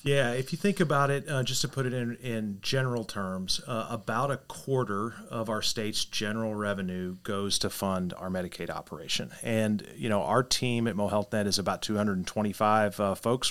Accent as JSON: {"language": "English", "town": "Poplar Bluff", "region": "Missouri", "country": "United States", "tie": "born or raised there", "said": "my hometown of Poplar Bluff"}